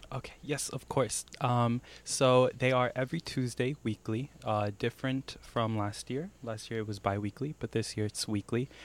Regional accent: Iowa, United States; growing up in Iowa, there are times where as a Latino, you feel very separated

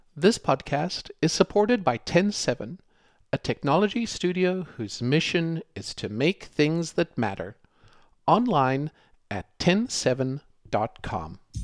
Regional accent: South Africa; Growing up in South Africa

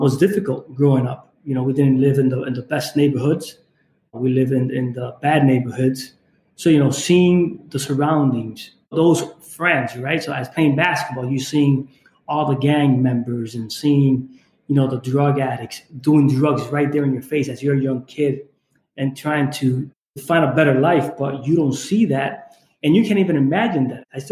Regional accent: Holyoke, Massachusetts, United States; I grew up in Holyoke, Massachusetts, in the Springfield, Mass area

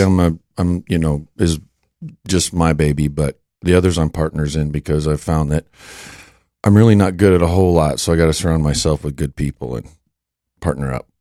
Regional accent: Western South Dakota, United States; moved away; also born or lived in Denton; growing up in Western South Dakota

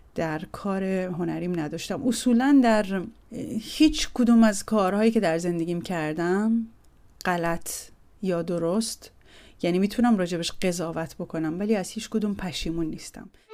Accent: Tehran, Tehran Province, Iran; متولد سال 1350 در تهران هستم و در بیمارستان ژاندارمری تهران به دنیا آمدم

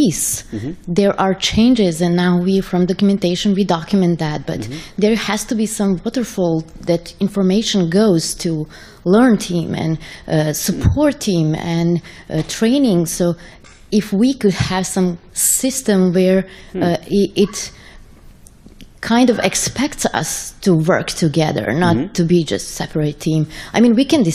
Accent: Serbia; I'm from Serbia

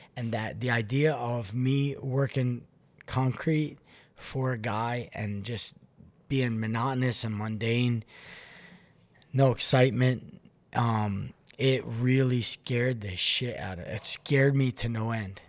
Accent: Philadelphia, Pennsylvania, United States; born or raised there; moved away as an adult; also born or lived in Florida

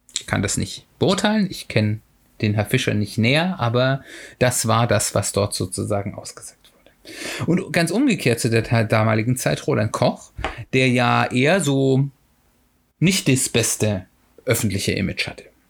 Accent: Hesse, Germany; hier in Hessen, ich komme ja aus Hessen

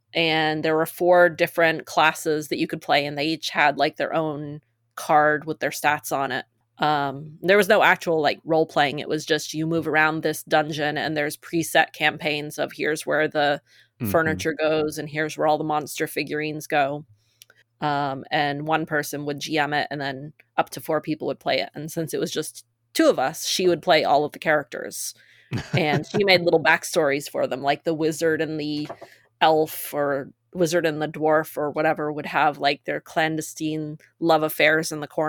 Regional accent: Maine, United States; now in Massachusetts, United States; I grew up in Maine and lived as an adult in Massachusetts.

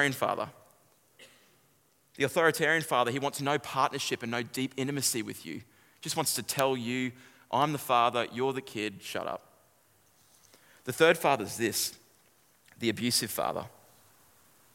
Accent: Kallangur, north of Brisbane, Queensland, Australia; I grew up in a suburb called Kalanga

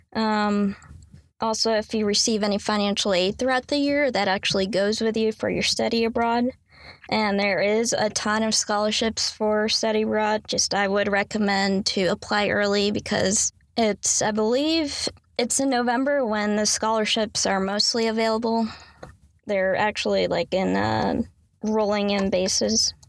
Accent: Raleigh, North Carolina, United States; I was born and raised in Raleigh, North Carolina.

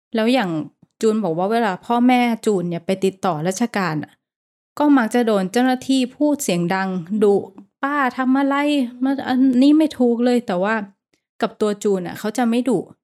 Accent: Thailand; now in Bangkok, Thailand; เราก็เป็นคนต่างจังหวัด

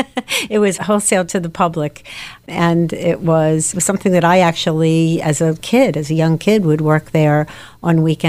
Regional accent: Levittown, Pennsylvania, United States; also born or lived in Philadelphia, Pennsylvania; Born and raised in Philadelphia, I'm an only child. I guess by the time I was five, we moved to Levittown, Pennsylvania

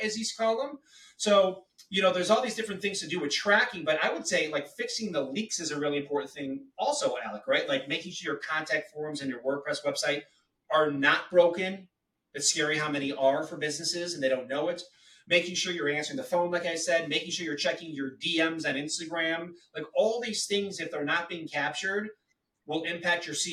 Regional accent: Chicago, Illinois, United States; I grew up in Chi-Town

